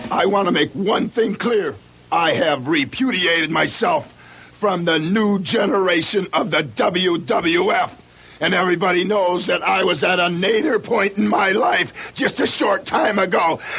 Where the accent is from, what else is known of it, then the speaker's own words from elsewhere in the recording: Detroit, Michigan, United States; Now, maybe in Alberta, you're the hitman. I grew up in Detroit, Bret.